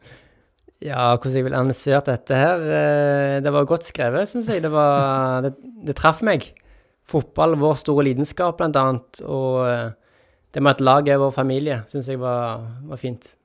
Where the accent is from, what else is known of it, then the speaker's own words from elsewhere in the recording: Jørpeland, Rogaland, Norway; now in Tananger, Norway; Stolt av å komme fra Jørpeland